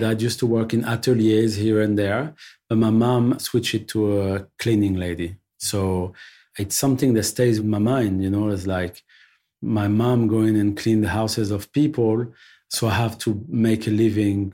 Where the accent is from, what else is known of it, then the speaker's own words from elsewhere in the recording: Paris, Île-de-France, France; also born or lived in Belleville, Paris; I'm born and raised in Paris.